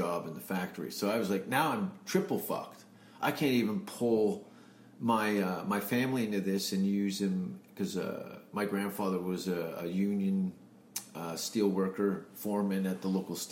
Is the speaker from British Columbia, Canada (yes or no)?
no; Hamilton, Ontario, Canada; moved away as an adult; also born or lived in Vancouver; I was born in Hamilton, Ontario, which is about 40 minutes from Toronto, near Niagara Falls, 1971. And then I moved in 93 to Vancouver